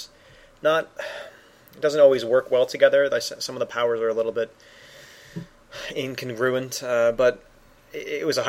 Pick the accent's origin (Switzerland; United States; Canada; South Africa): Canada; accent: Canadian; my Canadian accent